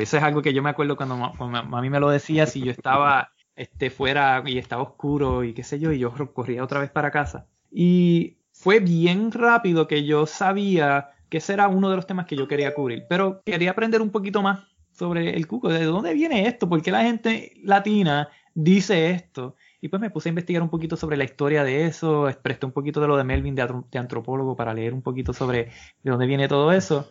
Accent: Puerto Rico; como caribeños, como puertorriqueños

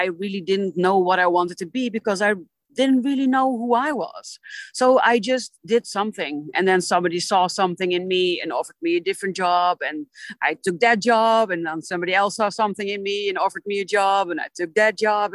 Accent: Netherlands; I am from the Netherlands.

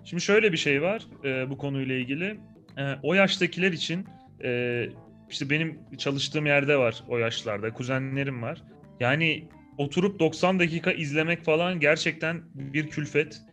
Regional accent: Malatya, Turkey; moved away; ben Malatyalıyım

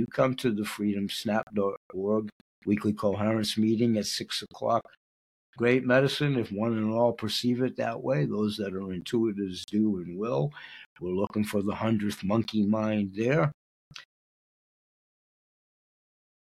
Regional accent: Portland, Maine, United States; I grew up in the West End, but on the Lower West End

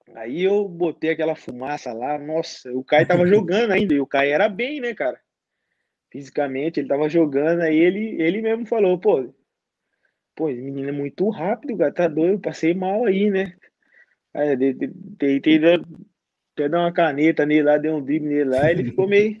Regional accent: Barueri, São Paulo, Brazil; moved away as an adult; now in Tiraspol, Moldova; Barueri, na minha cidade, que me deram a oportunidade, mas tá bom, tá no meu coração aqui onde eu cresci.

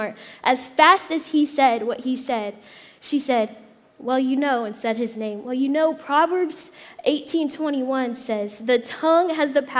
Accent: Indiana, United States; moved away; I'm from Indiana. So I went back home to Indiana a couple months ago

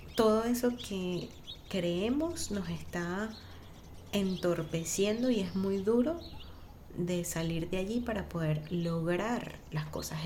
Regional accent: Venezuela; moved away; como venezolanos

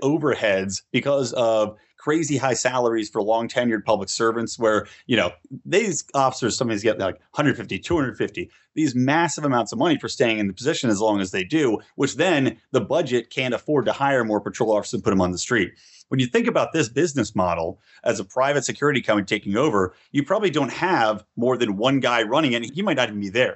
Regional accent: California, United States; in my home state of California

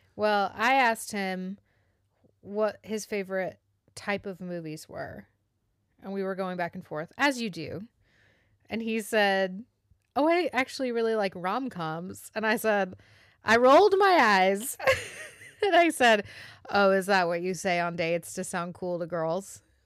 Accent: the South, United States; accent: Southern; I am Southern

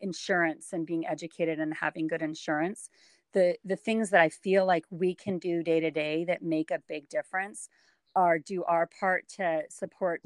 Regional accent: West Coast, United States; moved away as an adult; also born or lived in St. Louis, Missouri; I was raised on the West Coast

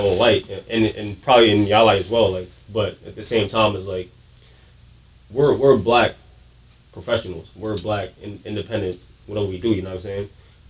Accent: New York City, New York, United States; Born in Brooklyn, raised.

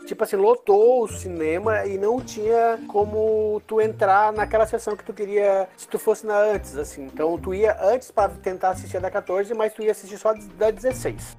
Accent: Florianópolis, Santa Catarina, Brazil; Sou de Florianópolis, Santa Catarina.

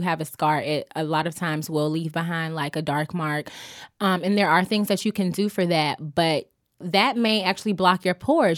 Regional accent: Augusta, Georgia, United States; I'm from Augusta, Georgia

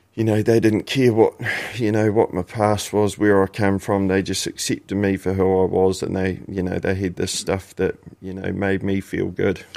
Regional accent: Christchurch, Canterbury, New Zealand; born or raised there; also born or lived in Invercargill, New Zealand

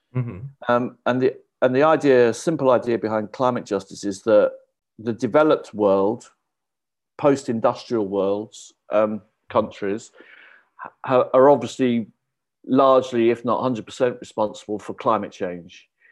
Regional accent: United Kingdom; You could feel at home as a British person.

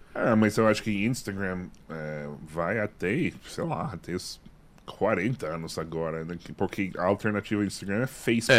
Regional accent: Massachusetts, United States; Portuguese is a second language; moved away; also born or lived in New York; eu nasci em Massachusetts

